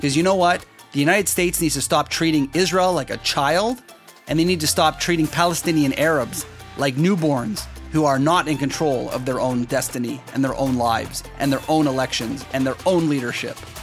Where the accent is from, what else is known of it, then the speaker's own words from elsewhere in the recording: Canada; I'm Canadian